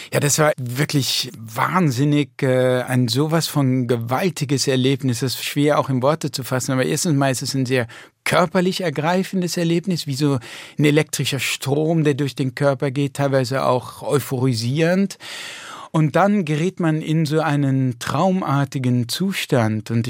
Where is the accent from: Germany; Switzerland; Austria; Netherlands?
Netherlands; Mm, nein, das macht meine Frau, aber ich kann das schon als Holländer. Also die Pfannkuchen sind in Holland ja auch sehr beliebt.